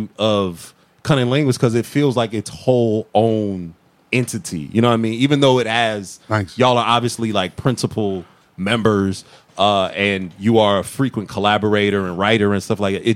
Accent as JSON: {"language": "English", "town": "Massillon", "region": "Ohio", "country": "United States", "tie": "born or raised there", "moved": "yes", "lives_now": "Atlanta, United States", "said": "I'm from a hella small town called like Maslin, right next to Canton"}